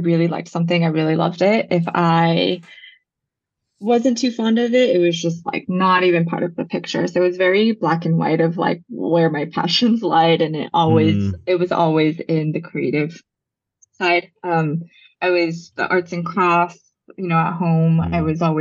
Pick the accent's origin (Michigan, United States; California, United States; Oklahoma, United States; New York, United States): California, United States; Culver City; first language Japanese; I grew up in Culver City